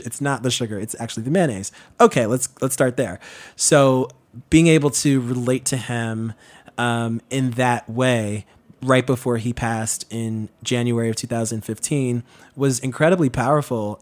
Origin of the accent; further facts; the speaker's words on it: New York City, New York, United States; So when I was born back in the nineties, you know, growing up in Queens